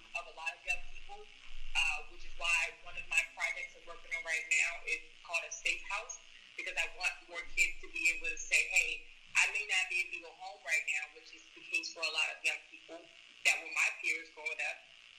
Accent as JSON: {"language": "English", "town": "Washington", "region": "District of Columbia", "country": "United States", "tie": "born or raised there", "said": "So I grew up in Congress Park with both my parents."}